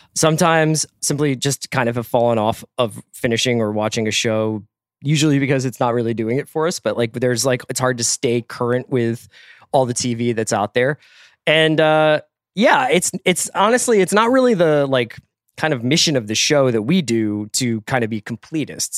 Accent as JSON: {"language": "English", "town": "Philadelphia", "region": "Pennsylvania", "country": "United States", "said": "I'm from Philadelphia"}